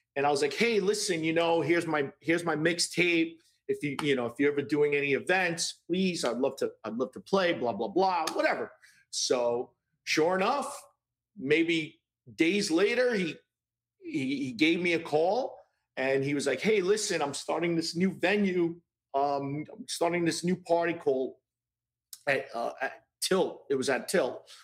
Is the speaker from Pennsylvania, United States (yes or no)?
no; New York City, New York, United States; I grew up in Brooklyn